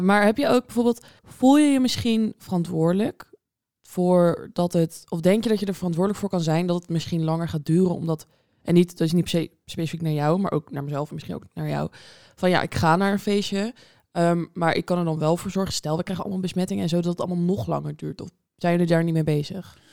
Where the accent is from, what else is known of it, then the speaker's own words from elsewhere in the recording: Groningen, Netherlands; moved away; ik kom uit Groningen